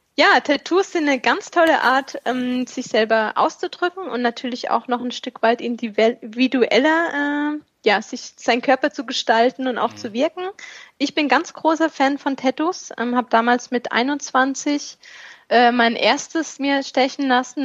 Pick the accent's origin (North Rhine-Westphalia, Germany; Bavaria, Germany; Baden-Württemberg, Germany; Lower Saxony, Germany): Baden-Württemberg, Germany; Stuttgart; now in Kraichgau, Germany; Ich komme ursprünglich aus dem Ländle